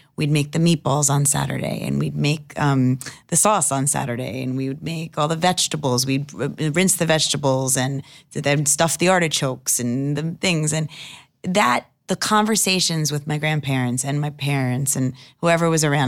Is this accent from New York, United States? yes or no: yes; Long Island, New York, United States; We're from Long Island